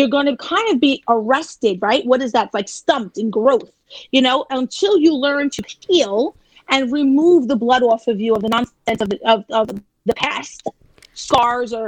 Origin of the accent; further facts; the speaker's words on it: New York City, New York, United States; I'm from Staten Island